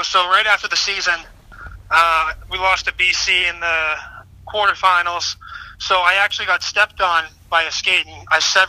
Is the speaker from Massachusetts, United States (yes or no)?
yes; Charlestown, Massachusetts, United States; I grew up in Charlestown. I played locally growing up, and then I went to high school at Austin Prep